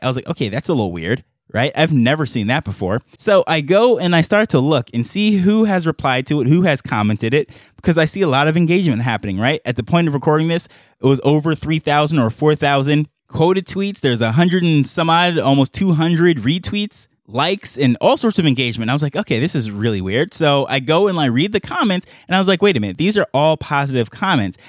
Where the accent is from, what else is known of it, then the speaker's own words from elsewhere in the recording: New York, United States; accent: American; moved away as an adult; now in Jamaica; I have my American accent, I grew up in New York and what have you, I'm currently on the island of Jamaica